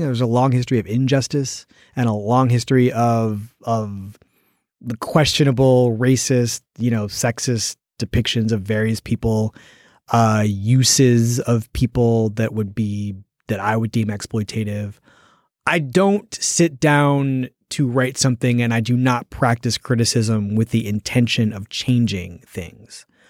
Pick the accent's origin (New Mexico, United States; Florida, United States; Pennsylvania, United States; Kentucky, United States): Pennsylvania, United States; Philadelphia; I'm from Philadelphia